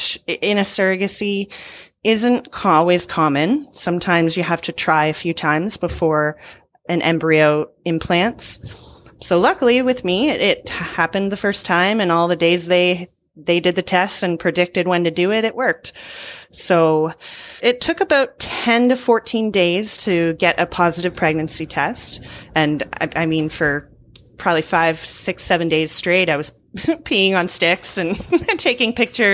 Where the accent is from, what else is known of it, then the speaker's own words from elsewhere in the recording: Ontario, Canada; my province of Ontario